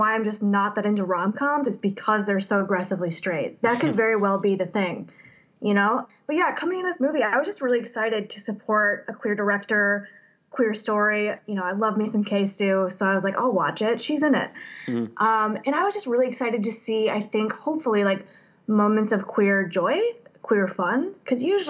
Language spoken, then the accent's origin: English; Indiana, United States; I'm from Indiana